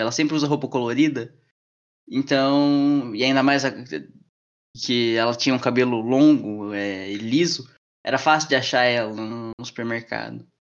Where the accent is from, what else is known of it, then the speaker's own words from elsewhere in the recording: Curitiba, Paraná, Brazil; moved away; Eu morei a maior parte da minha infância em Curitiba